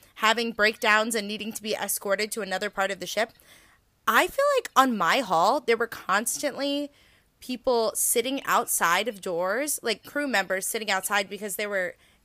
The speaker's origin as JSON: {"language": "English", "country": "United States", "said": "as an American"}